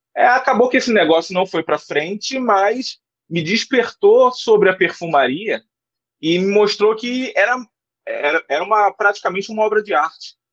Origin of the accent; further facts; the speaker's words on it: Rio de Janeiro, Brazil; eu sou do Rio de Janeiro